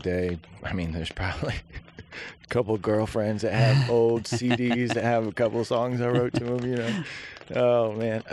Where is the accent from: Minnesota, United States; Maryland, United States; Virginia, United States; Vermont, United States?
Virginia, United States; Williamsburg; moved away as an adult; We grew up in Virginia, Williamsburg